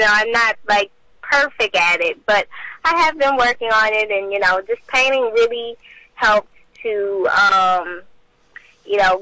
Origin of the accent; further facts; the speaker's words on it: Port Arthur, Texas, United States; I'm 18 years old, and I'm from Port Arthur, Texas.